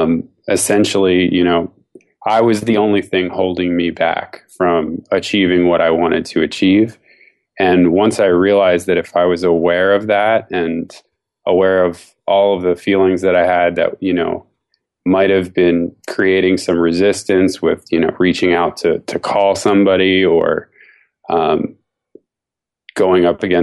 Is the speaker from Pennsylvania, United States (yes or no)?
yes; Philadelphia, Pennsylvania, United States; now in San Francisco, United States; I'm from San Francisco, grew up in Philadelphia. I moved here about 10 years ago.